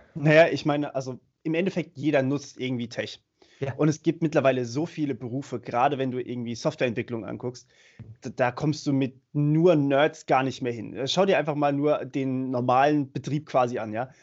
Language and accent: German; Germany; bei uns in Deutschland